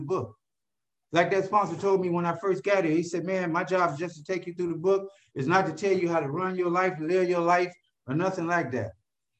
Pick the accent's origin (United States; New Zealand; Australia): United States; Cleveland, Ohio; moved away as an adult; now in California, United States; I'm from Cleveland, Ohio